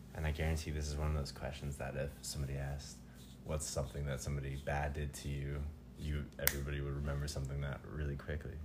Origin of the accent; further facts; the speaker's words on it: Tucson, Arizona, United States; moved away; also born or lived in Colorado; I grew up in Tucson for several years, and when I moved to Arizona, or sorry, when I moved to Colorado